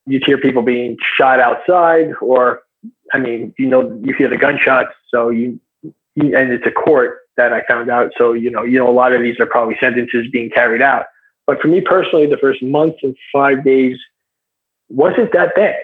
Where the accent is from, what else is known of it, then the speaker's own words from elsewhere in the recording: United States; I'm American, I'm a white guy